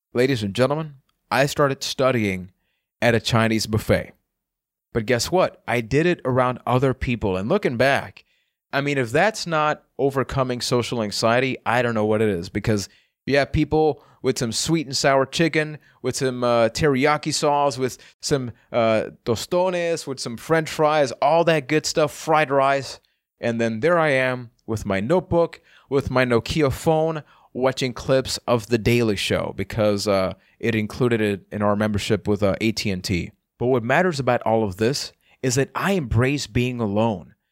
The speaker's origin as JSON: {"language": "English", "country": "Puerto Rico", "said": "I am from Puerto Rico"}